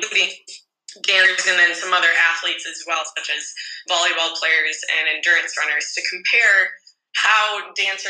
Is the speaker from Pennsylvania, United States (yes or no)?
no; Minnesota, United States; accent: Canadian; moved away as an adult; also born or lived in Wisconsin / North Carolina; now in Australia; I'm from Minnesota in the U.S. originally